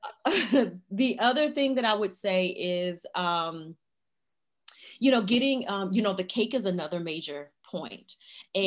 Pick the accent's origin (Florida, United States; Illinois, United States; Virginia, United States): Illinois, United States; Chicago; now in Raleigh, United States; I'm originally from Chicago, Illinois, but currently I live in Raleigh, North Carolina